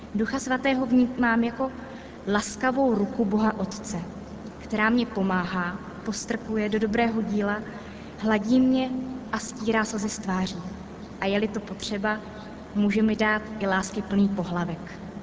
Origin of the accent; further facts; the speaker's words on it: Czechia; pocházím z České republiky